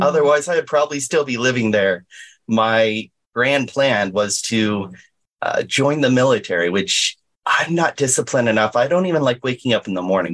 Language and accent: English; Inland Empire, California, United States; also born or lived in Anaheim, California; I've lived here all my life here in the Inland Empire